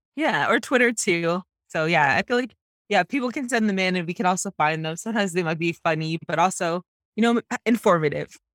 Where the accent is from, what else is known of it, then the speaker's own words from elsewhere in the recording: Canada; growing up as a Jamaican Canadian woman